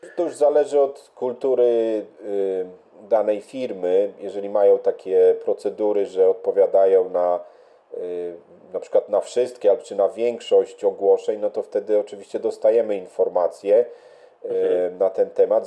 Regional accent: Lublin, Lublin Voivodeship, Poland; also born or lived in Warsaw, Poland; now in London, United Kingdom; ja pochodzę z Lublina, jak się przeprowadziłem do Warszawy

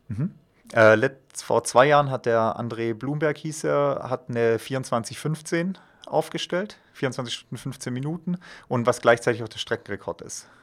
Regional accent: Villingen-Schwenningen, Baden-Württemberg, Germany; now in Füssen, Germany; ursprünglich komme ich aus dem Schwarzwald, aus Villingen-Schwenningen

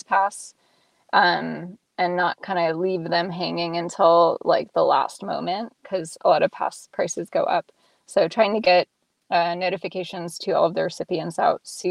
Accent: Nevada, United States; moved away as an adult; also born or lived in Reno / Colorado; now in Seattle, United States; I grew up in Lake Tahoe and went to high school in Reno

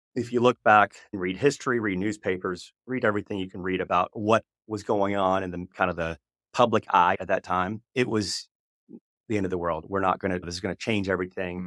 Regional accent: Oklahoma, United States; I came from, I was born in Oklahoma

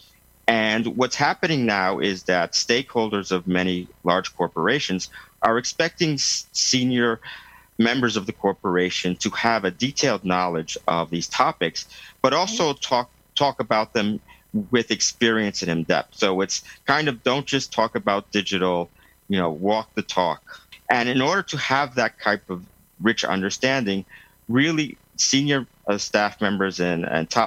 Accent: New York, United States; moved away as an adult; now in Lausanne, Switzerland; I'm an American born and raised in New York, but now living in Lausanne, Switzerland

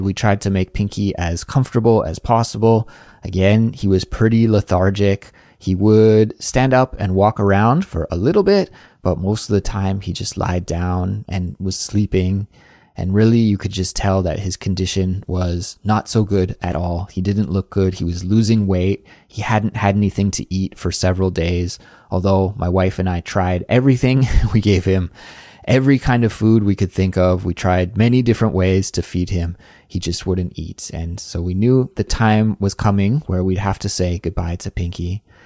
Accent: Canada; now in South Korea; a Canadian living in South Korea

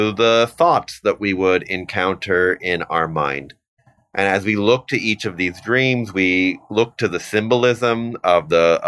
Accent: Canada; also born or lived in Vancouver / Toronto / Ottawa; I'm your Canadian representative

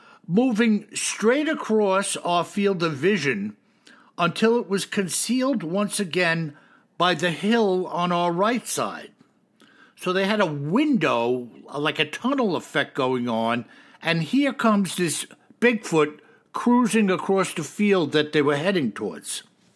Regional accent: South Dakota, United States; took place in the Black Hills National Forest in my home state of South Dakota.

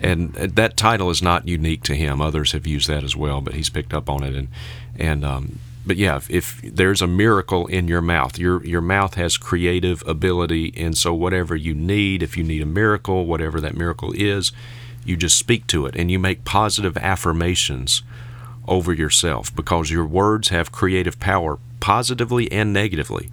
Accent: Vicksburg, Mississippi, United States; I was born and reared in Vicksburg, Mississippi

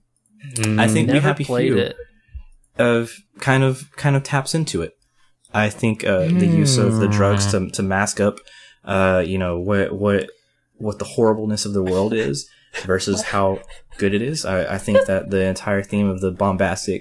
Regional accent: West Texas, United States; I grew up in West Texas, brother. Okay? I was on the farms

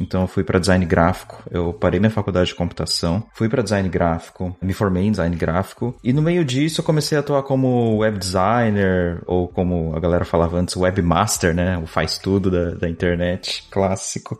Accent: São Paulo, Brazil; moved away as an adult; now in Netherlands; eu sou de São Paulo

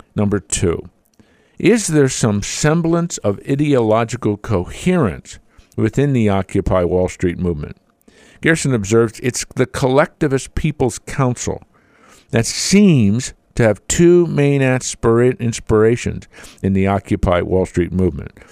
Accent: Pennsylvania, United States; I was born and raised in Pennsylvania

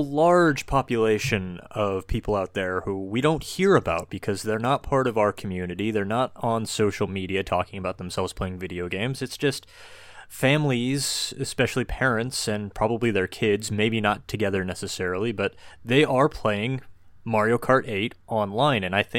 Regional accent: United States; No, I'm American.

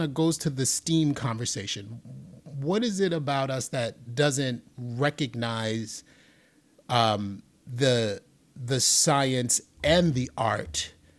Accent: New York City, New York, United States; You know, I'm from the Bronx. I grew up in the Bronx in the 70s and 80s.

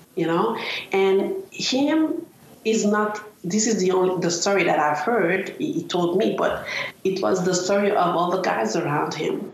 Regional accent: Montreal, Quebec, Canada; I'm from Montreal North

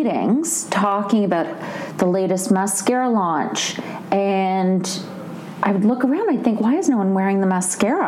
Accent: Canada; moved away; I'm from Canada originally

